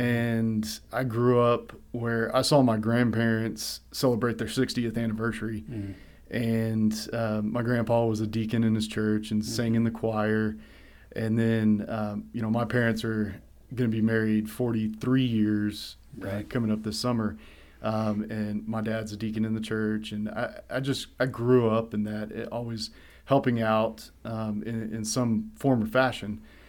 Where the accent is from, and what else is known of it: Kerrville, Texas, United States